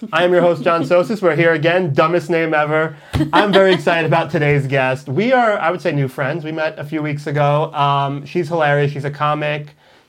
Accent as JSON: {"language": "English", "region": "New York", "country": "United States", "moved": "yes", "lives_now": "Los Angeles, United States", "said": "I'm from New York."}